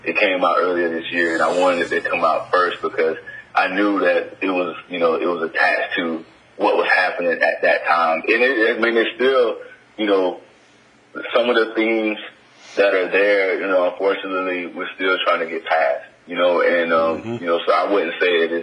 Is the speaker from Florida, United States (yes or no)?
yes; Florida, United States; also born or lived in Atlanta, Georgia; now in Los Angeles, United States; I'm originally from Florida, but I spent a lot of time in Atlanta. I lived there for a while